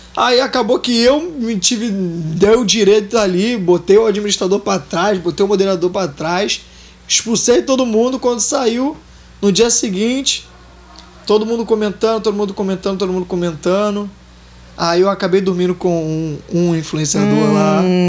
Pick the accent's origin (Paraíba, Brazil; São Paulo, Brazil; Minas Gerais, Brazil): Minas Gerais, Brazil; also born or lived in Nova Iguaçu, Rio de Janeiro / Tinguá, Rio de Janeiro / Vidigal, Rio de Janeiro; now in Rio de Janeiro, Brazil; Então, eu era de Minas. Eu vou pra, fui para Nova Iguaçu, morei em Tinguá um bom tempo com meus pais. E hoje em dia eu tô residindo no Vidigal